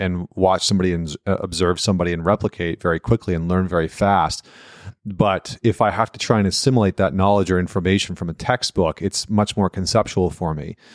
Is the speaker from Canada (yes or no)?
yes; St. Albert, Alberta, Canada; I'm from right outside of Edmonton, uh, town called Saint Albert